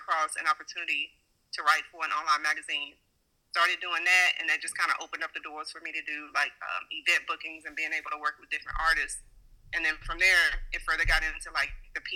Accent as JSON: {"language": "English", "town": "Bryan", "region": "Texas", "country": "United States", "lives_now": "Houston, United States", "said": "I'm currently in Houston. I am from Texas. I'm specifically from Bryan, Texas."}